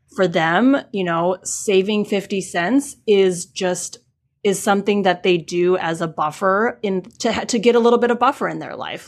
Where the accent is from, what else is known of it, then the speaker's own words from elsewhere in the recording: Midwest, United States; I grew up in the Midwest, which is not a hub of Asian American